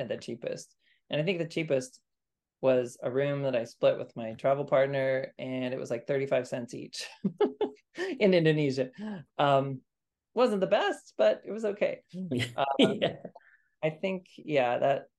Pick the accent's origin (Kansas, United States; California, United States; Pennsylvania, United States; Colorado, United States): Kansas, United States; also born or lived in Armenia; now in Maryland, United States; Growing up in Kansas